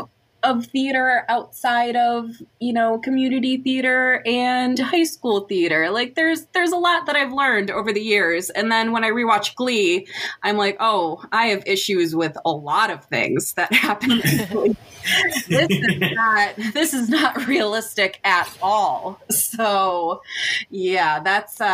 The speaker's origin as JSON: {"language": "English", "region": "Michigan", "country": "United States", "said": "we're from Michigan"}